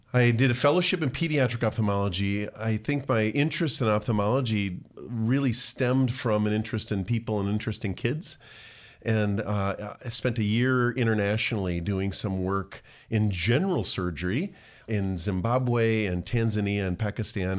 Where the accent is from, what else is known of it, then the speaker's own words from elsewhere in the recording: Rochester, Minnesota, United States; I grew up actually regionally at the Mayo, uh, near the Mayo Clinic